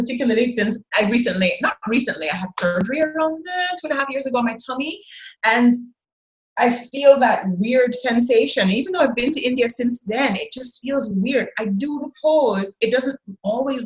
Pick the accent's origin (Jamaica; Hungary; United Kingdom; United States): Jamaica; I am a Jamaican, a Black Jamaican, living here in a country where everybody, not everybody, 90% of the people look like me.